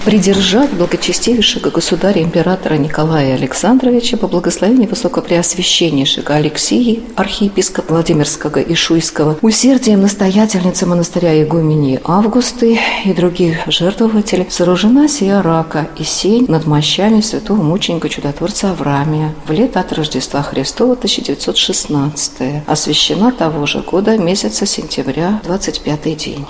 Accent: Moscow, Russia; moved away as an adult; now in Vladimir, Russia; Я вообще родилась и выросла в Москве

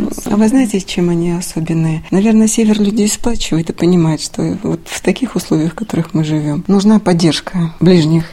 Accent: Severomorsk, Murmansk Oblast, Russia; я из Авиагородка

